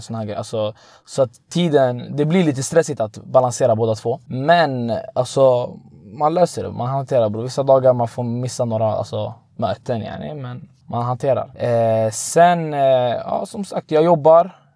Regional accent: Tunisia; now in Sweden; jag är från Tunisien

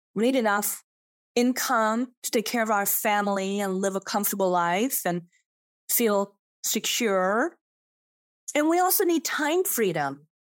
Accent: Sweden; English is a second language; also born or lived in Switzerland / San Francisco; now in Austin, United States; I I'm born in Zevers, a little, tiny, small town under, uh, Geneva Lake in Switzerland. And I grew up in Sweden

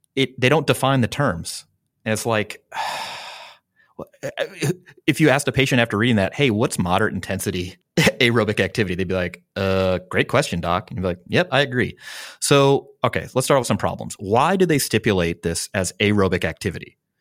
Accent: Midwest, United States; now in San Diego, United States; I'm from the Midwest

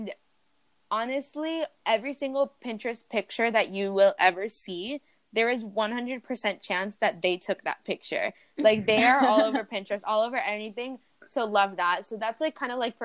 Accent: Colombia; now in United States; I'm not American, guys. I'm Colombian. I just live here

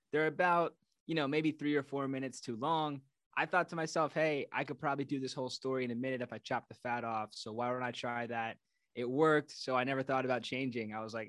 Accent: New York, United States; As a New Yorker, I hate to do you like that.

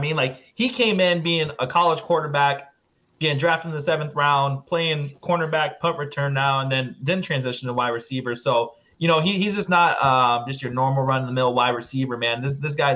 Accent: London, Ontario, Canada; now in United States; We're all actually from London, Ontario. I'm actually now moved to the States

